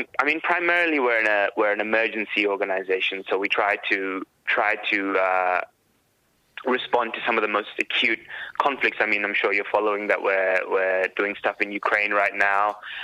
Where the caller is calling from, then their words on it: Sydney, New South Wales, Australia; And I'm speaking from Gadigal country here in what is now rainy Sydney.